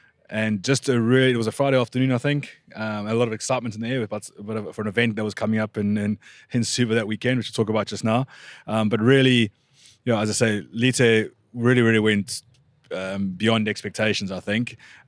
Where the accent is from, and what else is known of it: South Africa